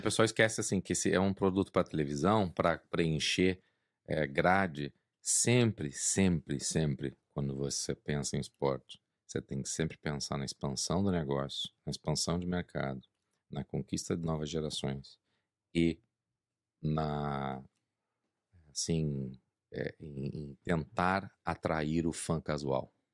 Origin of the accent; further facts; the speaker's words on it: Brazil; moved away; sou brasileiro